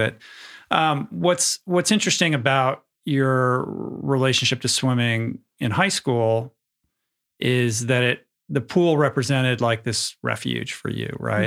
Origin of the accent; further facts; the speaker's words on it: Northeast, United States; I grew up in the Northeast